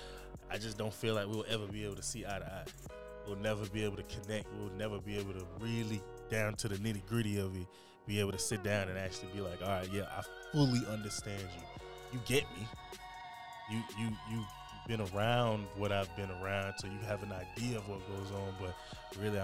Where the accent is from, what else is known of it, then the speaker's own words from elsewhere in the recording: Jamaica; now in United States; I'm from Jamaica